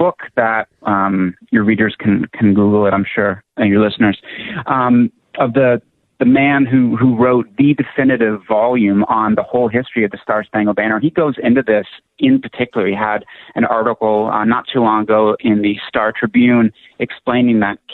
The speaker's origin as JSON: {"language": "English", "town": "Toronto", "region": "Ontario", "country": "Canada", "tie": "born or raised there", "moved": "yes", "lives_now": "United States", "said": "I was born in Toronto"}